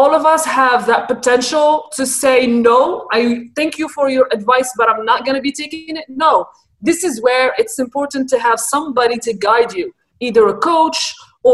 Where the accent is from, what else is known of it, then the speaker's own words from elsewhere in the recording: Morocco; first language Arabic; English is a second language; moved away; I am Moroccan originally, so my first language is Arabic and the second language in the country is French.